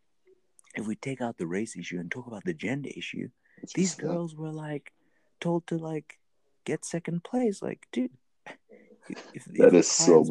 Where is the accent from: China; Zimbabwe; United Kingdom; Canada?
Zimbabwe; I'm from Zimbabwe